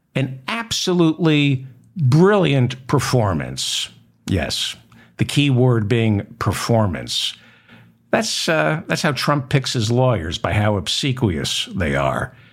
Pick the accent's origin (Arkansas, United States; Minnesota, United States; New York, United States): New York, United States; also born or lived in New Jersey; I grew up in New York.